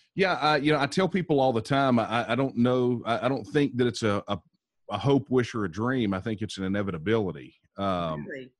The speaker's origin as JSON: {"language": "English", "region": "Texas", "country": "United States", "said": "I am a, a sixth generation Texan. Uh, my ancestors here in Texas"}